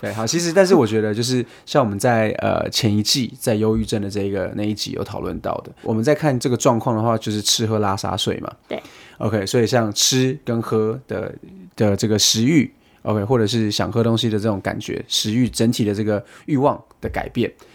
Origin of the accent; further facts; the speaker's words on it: Taiwan; moved away; 讲的中文跟我们台湾人比较像一点的